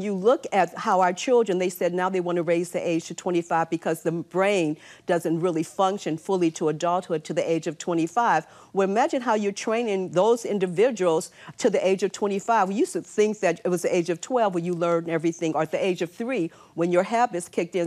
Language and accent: English; Chicago, Illinois, United States; moved away; also born or lived in New York City; I'm from Chicago.